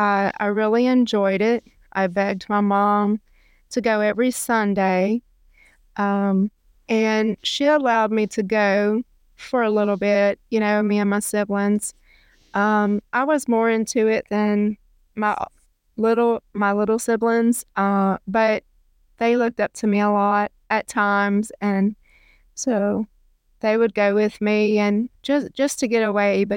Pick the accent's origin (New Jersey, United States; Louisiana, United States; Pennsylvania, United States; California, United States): Louisiana, United States; Natchitoches; I was born in Shreveport, and I was raised in Natchitoches.